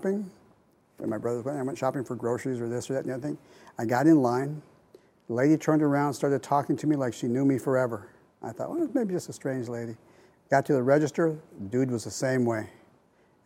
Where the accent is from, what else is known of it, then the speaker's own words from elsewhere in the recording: Southern California, United States; now in Portland, United States; Southern Cal.